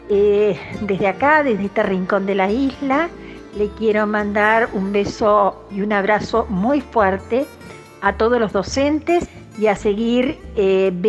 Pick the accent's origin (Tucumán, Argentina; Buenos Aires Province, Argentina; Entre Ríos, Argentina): Entre Ríos, Argentina; Villa Paranacito; de Villa Paranacito